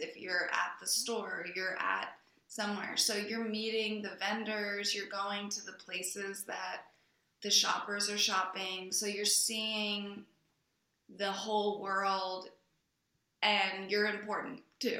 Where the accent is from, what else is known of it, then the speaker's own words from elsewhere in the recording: Delaware, United States; moved away; also born or lived in New York; I grew up in Delaware, and that's very far away from the film industry